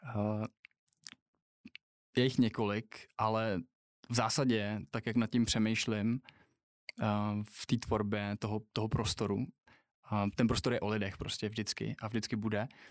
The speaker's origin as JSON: {"language": "Czech", "town": "Třinec", "region": "Moravian-Silesian Region", "country": "Czechia", "tie": "born or raised there", "moved": "yes", "lives_now": "Prague, Czech Republic", "said": "když jsem se narodil v Třinci v hokejovém městě"}